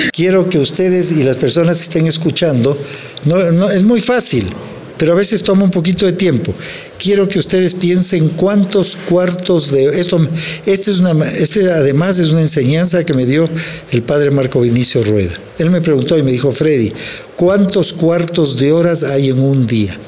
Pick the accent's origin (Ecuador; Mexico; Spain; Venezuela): Ecuador; Quito, Pichincha; yo soy un colombiano que nació en Quito, y soy un mexicano que nació en Quito